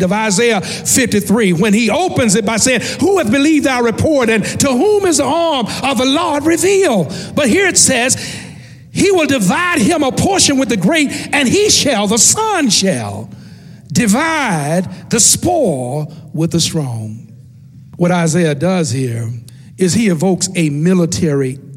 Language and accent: English; West Tennessee, United States; growing up in West Tennessee